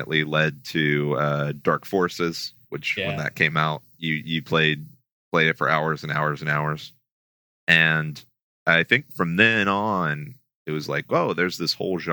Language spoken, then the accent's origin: English; Houston, Texas, United States; I grew up in Houston